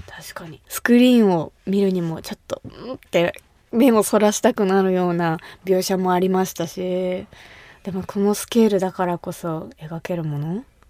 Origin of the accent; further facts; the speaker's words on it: Kumamoto, Japan; 私が生まれ育った熊本